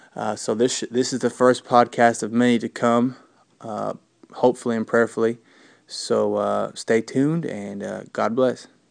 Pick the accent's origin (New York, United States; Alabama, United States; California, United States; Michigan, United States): Alabama, United States; Huntsville; I am from Huntsville, Alabama